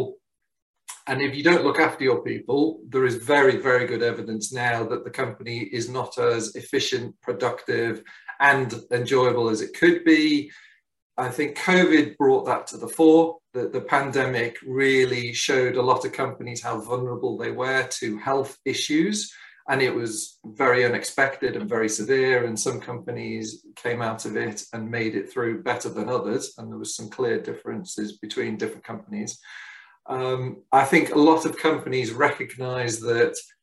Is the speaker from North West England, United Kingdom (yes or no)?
yes; Liverpool, North West England, United Kingdom; also born or lived in Hong Kong; We returned back to the UK, and I grew up in Liverpool